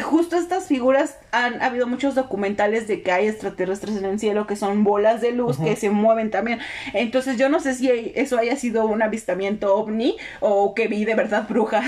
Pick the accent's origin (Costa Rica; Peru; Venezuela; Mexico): Mexico; los mexicanos somos como los cangrejos